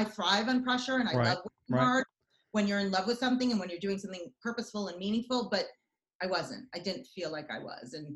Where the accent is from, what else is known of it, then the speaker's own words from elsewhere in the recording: United States; also born or lived in Israel / New York; I lived in the States from the age of 5 to 13